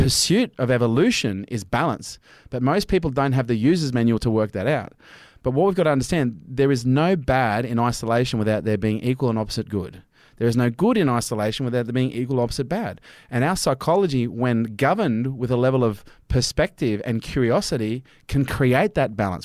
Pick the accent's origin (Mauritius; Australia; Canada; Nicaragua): Australia